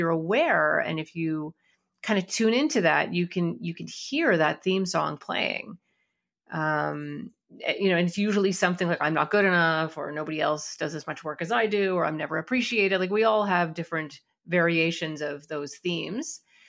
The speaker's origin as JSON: {"language": "English", "country": "Canada", "tie": "born or raised there", "said": "We had all the same shows. We just wondered why nobody ever talked about Canada on them, right?"}